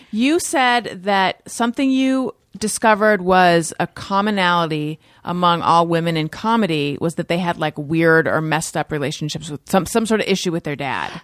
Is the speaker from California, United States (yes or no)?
yes; Orange County, California, United States; Orange County, California.